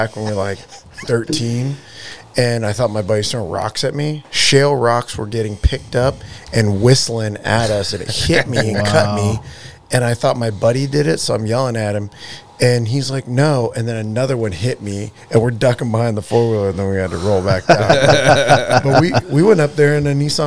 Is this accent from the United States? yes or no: yes; Bear Valley, Alaska, United States; I grew up in Bear Valley